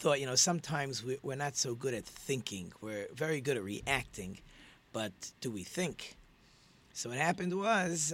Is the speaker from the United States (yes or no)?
yes; Muncie, Indiana, United States; now in Detroit, United States; I'm from Muncie